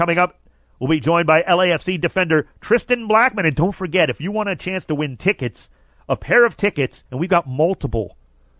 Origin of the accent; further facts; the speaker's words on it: Cleveland, Ohio, United States; my hometown, in Cleveland